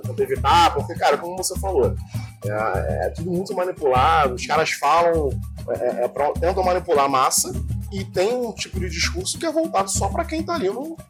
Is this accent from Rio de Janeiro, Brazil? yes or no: yes; Rio de Janeiro, Brazil; nascido e criado em Anchieta, aqui no Rio de Janeiro, zona norte do Rio